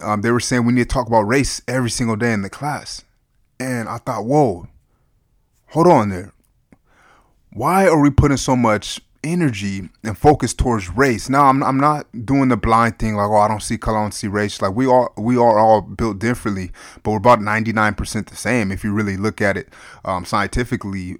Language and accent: English; United States; I love being an American